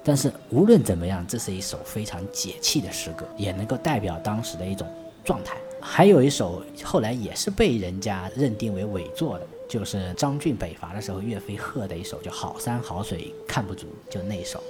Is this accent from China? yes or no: yes; China; 成为我们中国人的脊梁